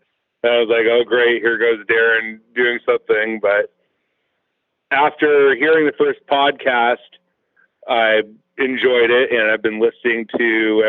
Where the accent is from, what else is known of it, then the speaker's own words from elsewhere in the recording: the Northwest, Pacific Northwest, United States; when I was a kid growing up in the Northwest